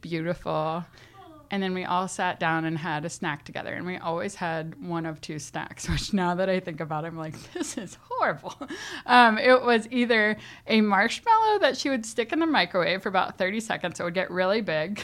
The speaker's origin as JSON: {"language": "English", "region": "Central Florida", "country": "United States", "tie": "born or raised there", "said": "I grew up in Central Florida"}